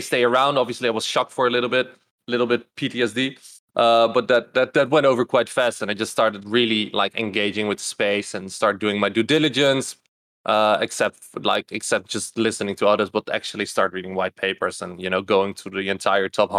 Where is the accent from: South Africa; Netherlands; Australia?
Netherlands; moved away as an adult; also born or lived in Louisville, Kentucky; I'm Dutch from the Netherlands. Don't live there anymore